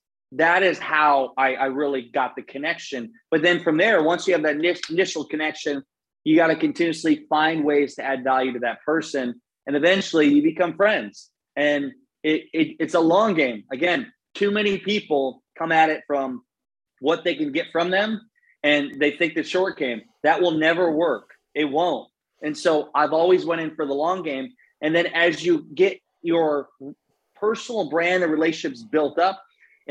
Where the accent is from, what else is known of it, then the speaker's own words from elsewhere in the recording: Iowa, United States; now in St. Petersburg, United States; I'm from Iowa, grew up in the cornfields in Iowa